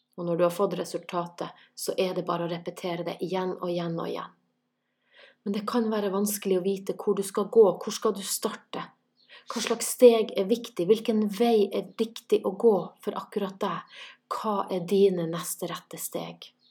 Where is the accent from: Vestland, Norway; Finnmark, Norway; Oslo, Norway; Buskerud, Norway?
Finnmark, Norway; Kjøllefjord; now in Santorini, Greece; Jeg er fra Kjøllefjord i Finnmark, bor i Santorini i Hellas